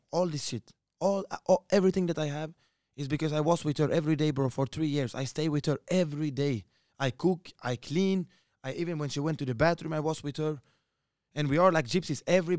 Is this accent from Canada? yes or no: no; Sweden; I'm from the best neighborhood in all of Sweden. Like, it's super strong, bro. Like, the older ones in the neighborhood, it's like more or less like a favela, you know? The criminal guys, they are controlling the neighborhood, you know?